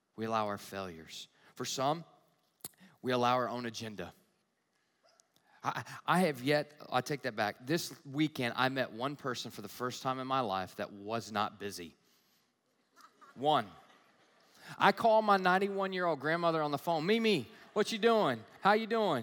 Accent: the South, United States; also born or lived in Southern California; now in Michigan, United States; Growing up in the South, we have fires

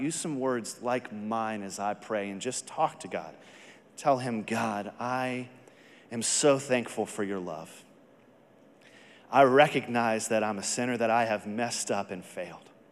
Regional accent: Texas, United States; I am from Texas

